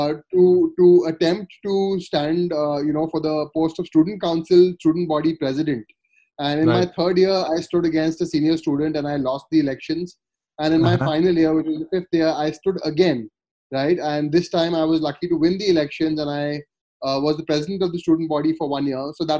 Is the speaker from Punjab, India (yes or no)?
no; Kolkata, West Bengal, India; moved away as an adult; also born or lived in Sonipat; I grew up in Calcutta